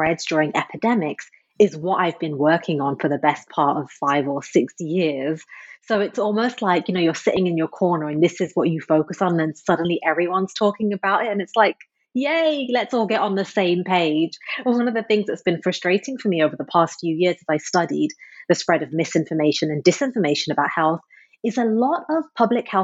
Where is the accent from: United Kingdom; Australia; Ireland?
United Kingdom; Midlands; I was born and raised in England. I was brought up in a very tight-knit conservative immigrant community in the middle of the UK, literally in a part called the Midlands.